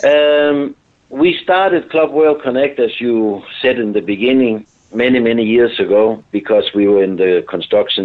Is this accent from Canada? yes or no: no; Denmark; I am from Denmark, but I am located in Spain this week